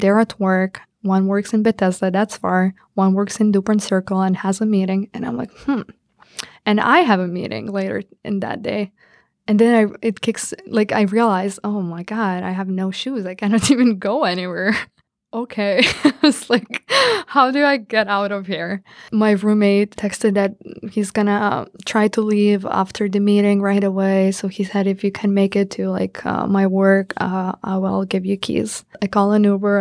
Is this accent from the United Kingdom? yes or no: no; Lithuania; moved away as an adult; now in Washington, D.C., United States; I come from Lithuania